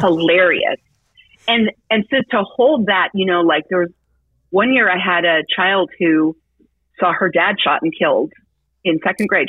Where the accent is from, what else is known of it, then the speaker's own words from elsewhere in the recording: Petaluma, California, United States; also born or lived in San Francisco, United States; we grew up in Petaluma